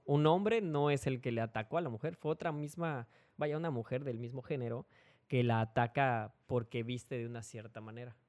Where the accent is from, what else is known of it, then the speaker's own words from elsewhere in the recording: Mexico City, Mexico; moved away; soy de la Ciudad de México y pues la familia que yo tengo allá